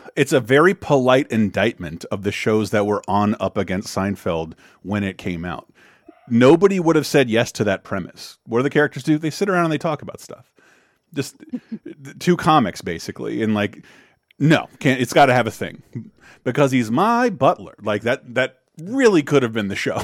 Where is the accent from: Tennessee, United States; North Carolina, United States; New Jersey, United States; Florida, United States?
Florida, United States; I grew up in Florida